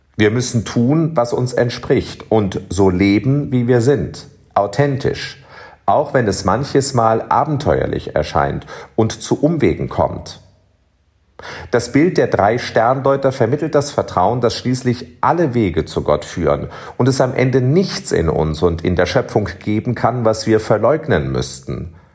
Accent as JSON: {"language": "German", "town": "Cologne", "region": "North Rhine-Westphalia", "country": "Germany", "tie": "born or raised there", "moved": "as an adult", "lives_now": "Bonn, Germany", "said": "mein Kölner Herz höher schlagen lässt. Wie oft habe ich in Kinder- und Jugendjahren zuerst als Domchorknabe und später als Domessdiener am Dreikönigsfest vor dem Schrein"}